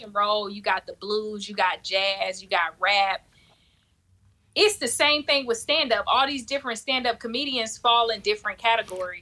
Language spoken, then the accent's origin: English; South Florida, United States; moved away; also born or lived in Michigan; I'm from South Flor-, Florida